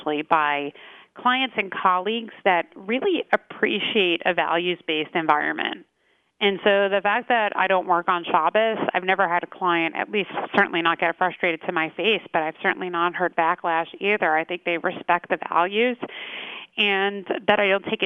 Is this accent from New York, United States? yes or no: yes; Lawrence, New York, United States; also born or lived in Cedarhurst, New York; I grew up in the Five Towns in Lawrence, and I only live about a mile from where I grew up. I live in Cedarhurst now